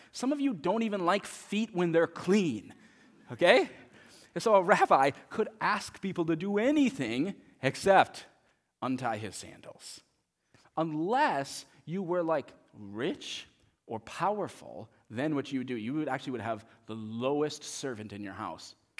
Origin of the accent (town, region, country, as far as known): United States